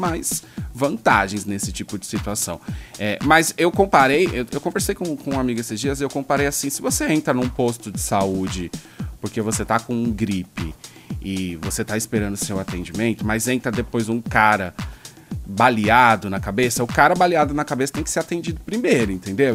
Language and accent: Portuguese; Brazil; sendo brasileiro